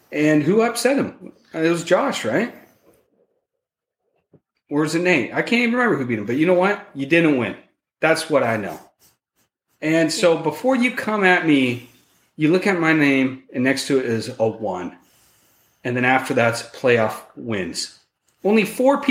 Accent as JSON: {"language": "English", "region": "Central Oregon", "country": "United States", "said": "I'm a gangster from Central Oregon"}